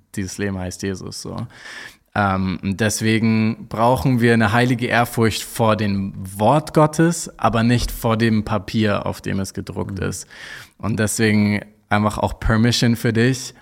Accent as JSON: {"language": "German", "region": "Hamburg", "country": "Germany", "said": "ich komme aus Hamburg"}